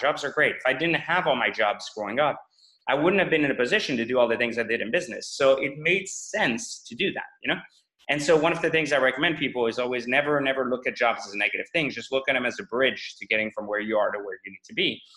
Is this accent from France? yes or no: yes; France; English is a second language; moved away; also born or lived in Iran / Los Angeles, United States / Washington, DC, United States; I grew up in in France after escaping Iran's revolution, uh, and then in France it was really uh, just more of a trying to learn the language and fit in. And then I moved